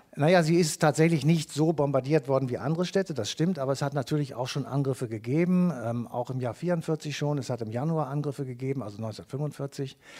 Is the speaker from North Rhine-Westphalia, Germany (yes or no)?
yes; Cologne, North Rhine-Westphalia, Germany; wir kommen aus Köln